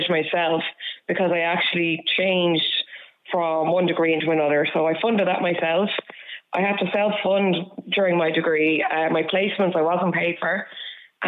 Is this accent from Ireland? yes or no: yes; Dublin, Leinster, Ireland; moved away as an adult; I'm from Dublin and I moved out of Dublin